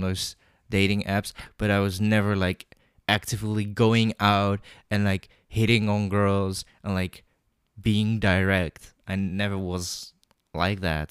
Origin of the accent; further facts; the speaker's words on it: Netherlands; I was born in the Netherlands, but I don't look Dutch. I look Chinese